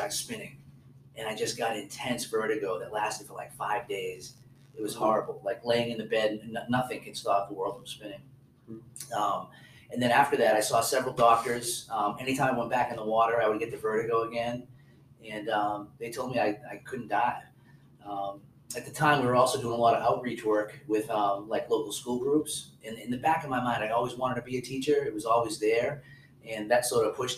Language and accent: English; New Hampshire, United States; moved away; I grew up near the Atlantic Ocean in New Hampshire